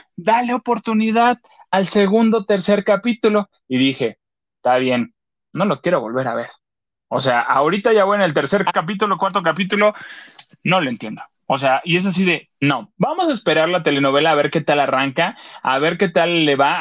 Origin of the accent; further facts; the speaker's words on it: Acapulco, Guerrero, Mexico; en Acapulco, en mi pueblo